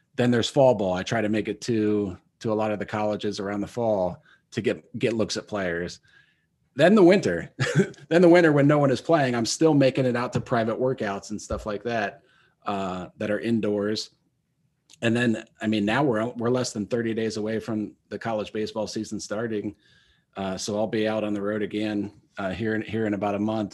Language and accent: English; Minster, Ohio, United States; moved away; Minster, Ohio, of course, my hometown